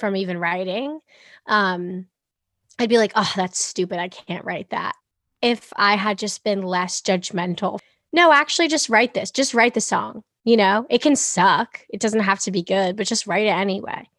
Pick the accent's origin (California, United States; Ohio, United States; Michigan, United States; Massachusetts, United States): Massachusetts, United States; Boston; also born or lived in England; I'm from Boston